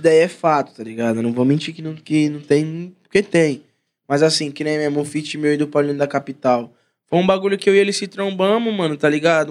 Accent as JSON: {"language": "Portuguese", "region": "São Paulo", "country": "Brazil", "said": "Sou lá da Zaquinache lá, Zona Norte de São Paulo"}